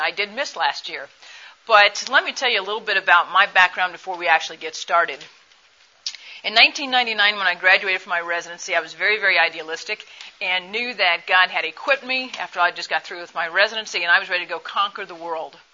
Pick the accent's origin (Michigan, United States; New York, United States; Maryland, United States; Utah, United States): Michigan, United States; I'm from Michigan